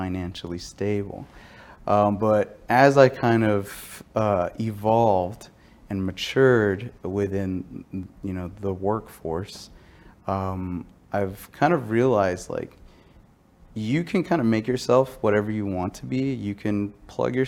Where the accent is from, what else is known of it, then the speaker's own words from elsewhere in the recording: Dallas, Texas, United States; I was born and raised in Texas, specifically the North Texas, Dallas area